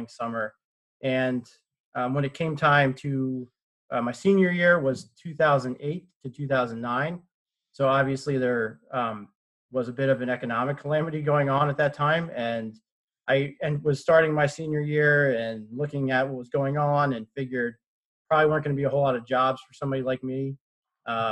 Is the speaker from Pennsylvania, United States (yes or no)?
yes; Lancaster, Pennsylvania, United States; moved away as an adult; now in Delaware, United States; I grew up in Lancaster, Pennsylvania, in kind of a rural area of Lancaster. Grew up right there, same place for all the way through high school.